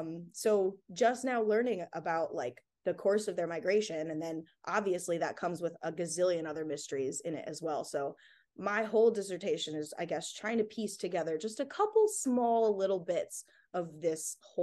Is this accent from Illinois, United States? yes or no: yes; Illinois, United States; also born or lived in Phoenix, Arizona; I grew up in Illinois and Phoenix, Arizona, so nowhere near the ocean.